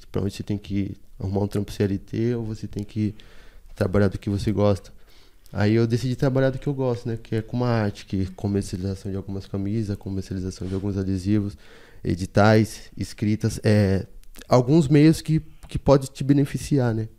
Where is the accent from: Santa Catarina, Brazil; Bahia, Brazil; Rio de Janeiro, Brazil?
Bahia, Brazil; Salvador; moved away as an adult; also born or lived in São Paulo; now in Embu das Artes, Brazil; E eu não sou de São Paulo, sou de Salvador, né? Sou da Bahia, estou aqui em São Paulo desde 2015.